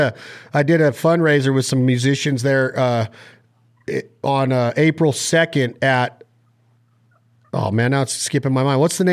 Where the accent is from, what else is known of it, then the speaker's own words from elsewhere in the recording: Nevada, United States; Hey, I'm from Nevada.